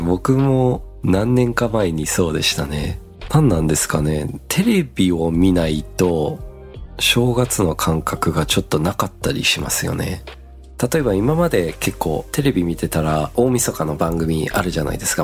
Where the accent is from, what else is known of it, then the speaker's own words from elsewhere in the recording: Australia; now in Japan; 僕の実家の場合は、オーストラリアですので